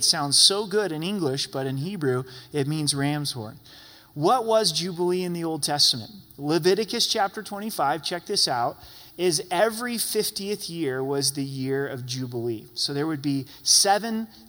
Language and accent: English; Southern Oregon, United States; now in Colorado Springs, United States; went back to my hometown where I was born. I haven't been there for 15 years